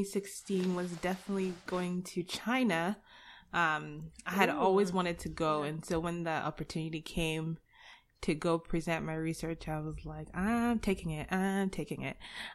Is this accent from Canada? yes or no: no; Nigeria; now in United States; I'm Nigerian.